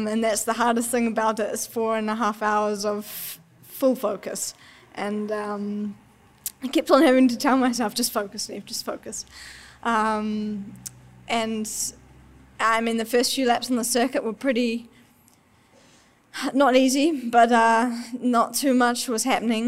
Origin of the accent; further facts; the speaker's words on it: New Zealand; accent: Kiwi; my Aussie accent, because definitely it's on the Kiwi side.